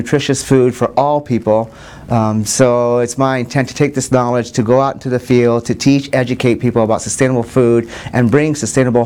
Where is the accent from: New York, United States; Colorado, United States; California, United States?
Colorado, United States; Denver; moved away as an adult; now in Nebraska, United States; I'm from Denver, Colorado.